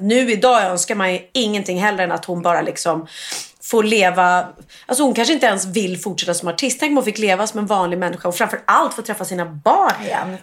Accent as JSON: {"language": "Swedish", "town": "Gustavsberg", "region": "Stockholm County", "country": "Sweden", "tie": "born or raised there", "said": "jag är då uppvuxen eh, på Värmdö och gick i skola i Gustavsberg"}